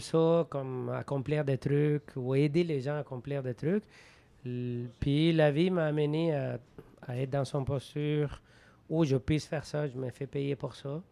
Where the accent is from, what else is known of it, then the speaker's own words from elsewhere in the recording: Venezuela; French is a second language; moved away; Je jouais au baseball au Venezuela, de mon pays d'origine, pendant 13 ans